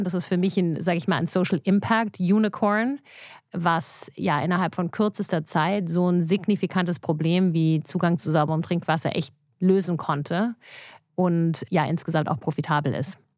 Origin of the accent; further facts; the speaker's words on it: Germany; ich war natürlich sehr behütet auch aufgewachsen hier in Deutschland, auch noch mit einer kanadischen Mutter